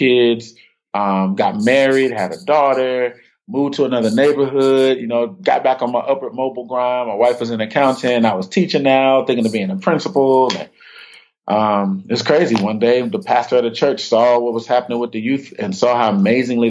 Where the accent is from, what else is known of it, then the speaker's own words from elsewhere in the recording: Chicago, Illinois, United States; also born or lived in Tuskegee, Alabama; I'm from Inglewood. I mean, I was born and raised in the same neighborhood.